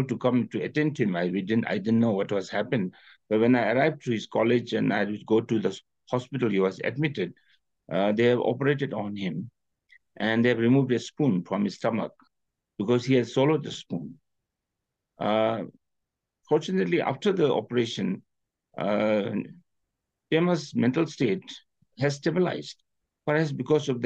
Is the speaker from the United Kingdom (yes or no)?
no; Paro, Bhutan; I was in Paro at that time, in my hometown